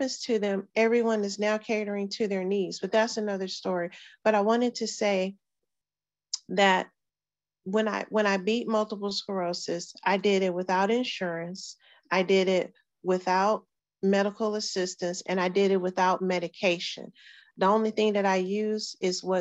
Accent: Houston, Texas, United States; we were growing up in Sunnyside

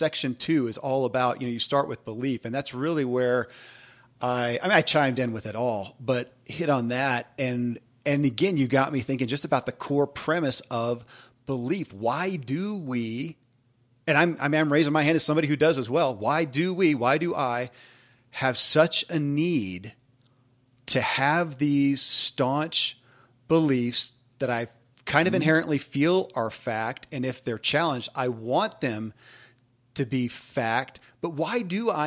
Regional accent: the Bible Belt, United States; I come from the Bible Belt in a big way

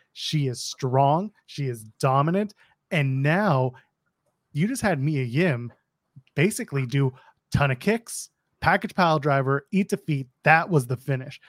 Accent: Toronto, Ontario, Canada; my hometown of Toronto

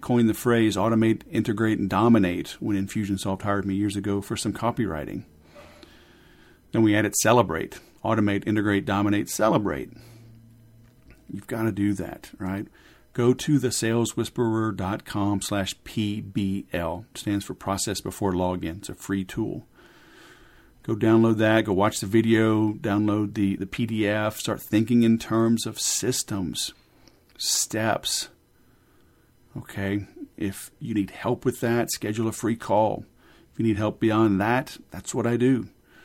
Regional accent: Louisiana, United States; I grew up in Louisiana, and English was an elective

